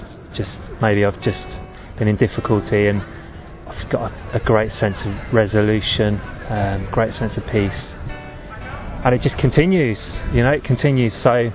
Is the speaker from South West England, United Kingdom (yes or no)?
no; Northampton, East Midlands, United Kingdom; and I'm from Northampton Diocese, and I'm 34